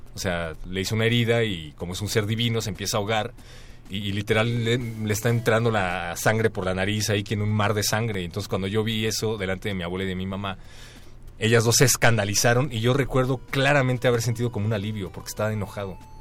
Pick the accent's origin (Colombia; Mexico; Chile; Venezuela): Mexico; nosotros como mexicanos